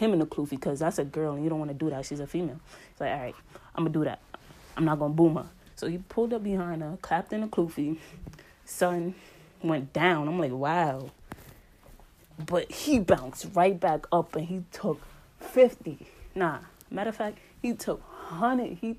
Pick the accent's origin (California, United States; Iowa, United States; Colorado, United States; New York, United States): New York, United States; New York City; accent: New York; my New York accent